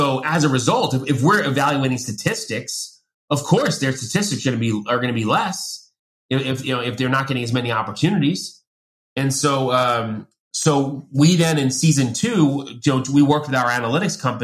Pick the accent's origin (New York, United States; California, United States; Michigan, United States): New York, United States; Long Island; I grew up in Long Island